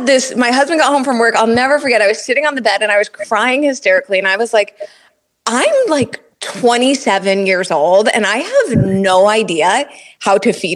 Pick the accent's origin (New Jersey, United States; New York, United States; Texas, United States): New Jersey, United States; I'm from New Jersey, and I've got three sisters, three beautiful sisters. And growing up, you know, I grew up with a lot of females